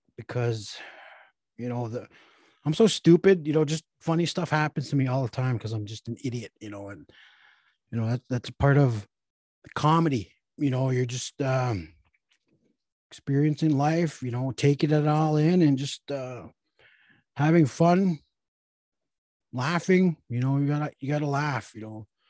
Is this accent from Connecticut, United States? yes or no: no; Red Lake, Minnesota, United States; I'm from Red Lake, that's how we talk